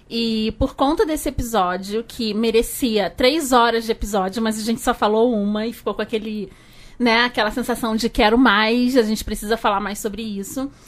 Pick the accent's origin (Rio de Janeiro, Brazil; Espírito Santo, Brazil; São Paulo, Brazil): Rio de Janeiro, Brazil; accent: carioca; Por causa do meu sotaque carioca